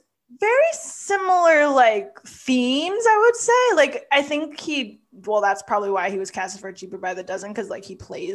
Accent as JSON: {"language": "English", "region": "California", "country": "United States", "said": "I'm from California"}